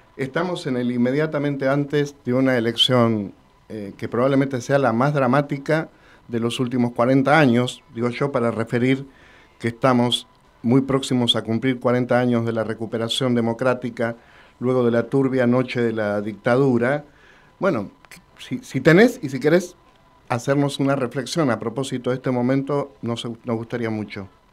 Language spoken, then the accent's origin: Spanish; Argentina; Somos argentinos.